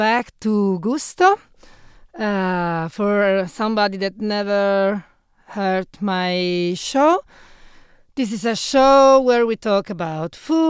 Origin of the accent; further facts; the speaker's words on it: Turin, Piedmont, Italy; English is a second language; moved away as an adult; I come from Torino. Torino, it's my birth city, and I birth and grow up there since I was 30